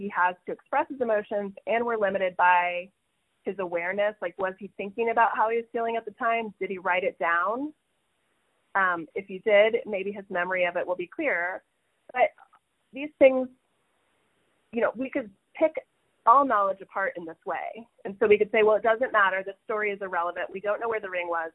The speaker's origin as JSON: {"language": "English", "town": "Kokomo", "region": "Indiana", "country": "United States", "tie": "born or raised there", "said": "my house where I grew up on North Webster Street in Kokomo, Indiana"}